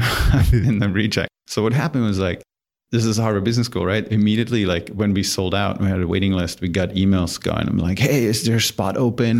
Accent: Germany; English is a second language; moved away; I grew up in Germany in a tiny little village, like two thousand people

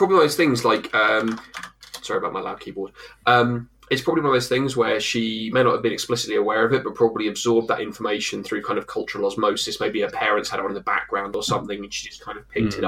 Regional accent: England, United Kingdom; we're also English

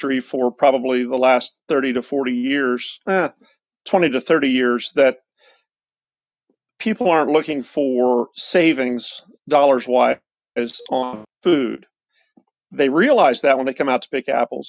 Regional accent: Central Ohio, United States; Lynd Fruit Farm has been in Central Ohio for just over 100 years.

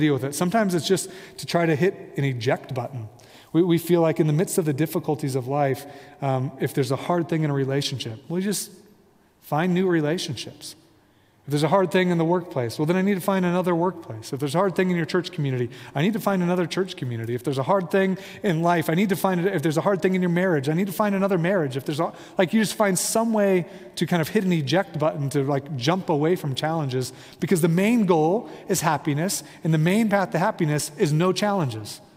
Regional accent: Midwest, United States; I'm from the Midwest

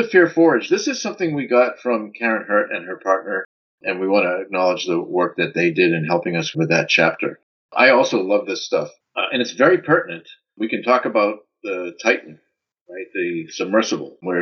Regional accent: United States; also born or lived in Netherlands; As an American

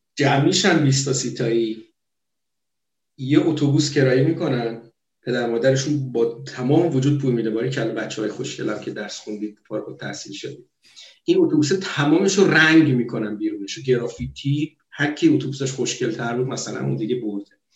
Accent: Abadan, Khuzestan, Iran; moved away as an adult; now in Norway; من بچه آبادانم

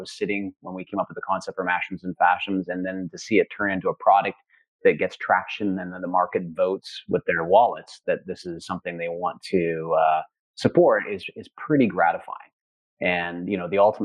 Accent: Central Alberta, Canada; I grew up in Central Alberta.

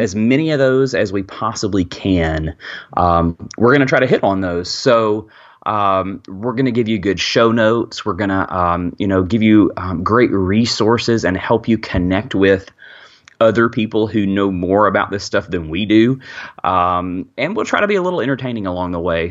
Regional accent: Birmingham, Alabama, United States; I am from Birmingham, Alabama

